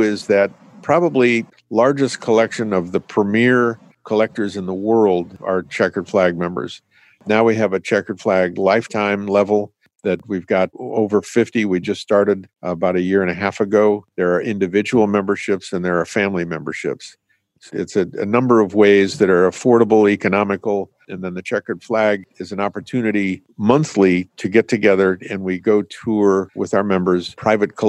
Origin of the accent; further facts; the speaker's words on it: Southern California, United States; growing up in Southern California in the late 50s and 60s